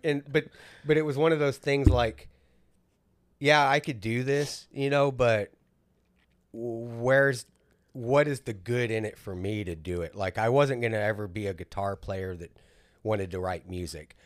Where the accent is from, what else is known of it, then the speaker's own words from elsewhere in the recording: South Texas, United States; we grew up in South Texas